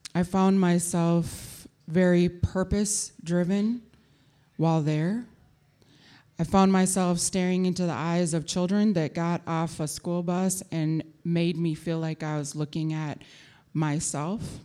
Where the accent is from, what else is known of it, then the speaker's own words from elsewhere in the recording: Minneapolis, Minnesota, United States; My mother, um, brought me to North Minneapolis, which is where we lived and where I went to school.